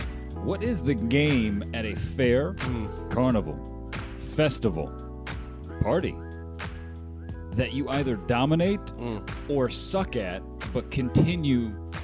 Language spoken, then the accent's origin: English; Orange County, California, United States; the Orange County Fair, my hometown